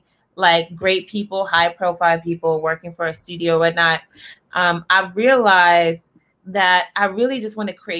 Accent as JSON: {"language": "English", "town": "Charleston", "region": "South Carolina", "country": "United States", "said": "I'm from Charleston. We have a whole accent"}